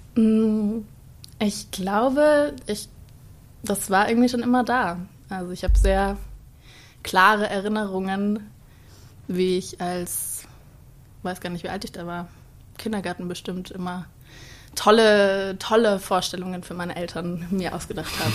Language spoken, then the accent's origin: German; Starnberg, Bavaria, Germany; moved away as an adult; now in Cologne, Germany; Ich komme aus Starnberg und lebe jetzt in Köln seit eineinhalb Jahren